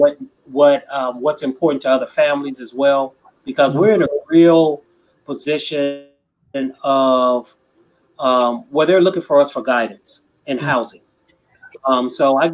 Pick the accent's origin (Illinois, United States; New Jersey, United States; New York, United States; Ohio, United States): Illinois, United States; Chicago; now in California, United States; I grew up in Chicago.